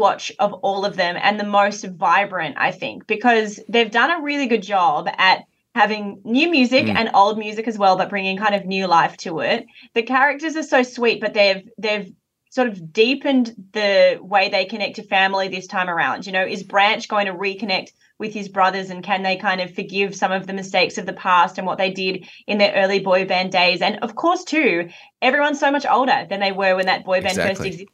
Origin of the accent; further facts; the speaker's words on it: Australia; I grew up in Australia